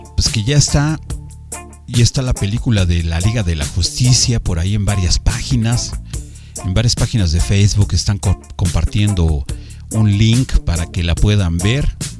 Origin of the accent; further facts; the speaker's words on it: Mexico; aquí en nuestro bello México